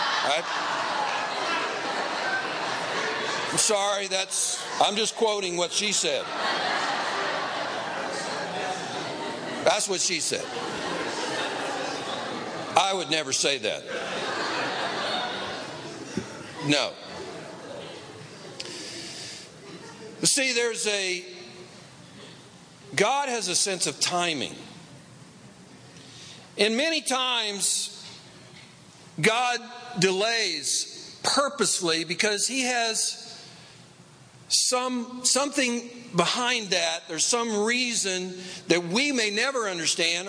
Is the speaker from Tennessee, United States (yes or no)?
yes; East Tennessee, United States; now in Los Angeles, United States; I grew up in East Tennessee